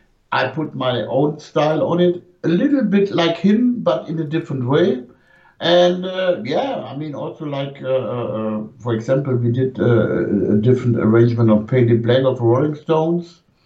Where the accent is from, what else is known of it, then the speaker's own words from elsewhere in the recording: Germany; first language German; English is a second language; German language is very hard, you know, and the words are coming out different.